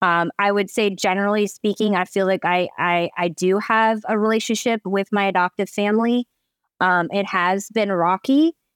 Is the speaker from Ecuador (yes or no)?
no; Eugene, Oregon, United States; And I grew up in Eugene, Oregon, which is very small and very white. Oregon's very white.